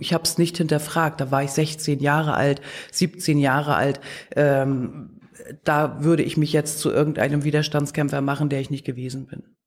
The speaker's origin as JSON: {"language": "German", "town": "Wismar", "region": "Mecklenburg-Vorpommern", "country": "Germany", "tie": "born or raised there", "also_born_or_lived": "Leipzig", "said": "Ich komme aus Mecklenburg-Vorpommern, ich bin in Wismar geboren worden"}